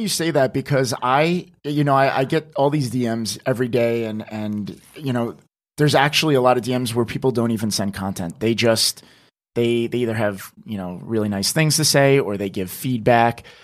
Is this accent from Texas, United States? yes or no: no; New Jersey, United States; moved away as an adult; now in New York City, United States; I'm originally from New Jersey